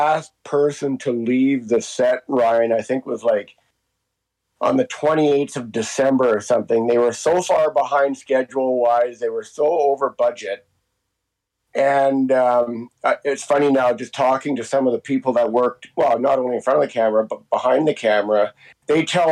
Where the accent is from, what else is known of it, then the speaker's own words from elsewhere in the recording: Hope, British Columbia, Canada; Hope has been my hometown and never had to move.